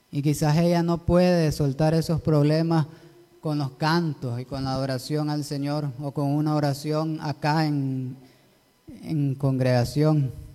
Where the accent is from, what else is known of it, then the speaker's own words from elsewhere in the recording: Nicaragua; así somos los nicaragüenses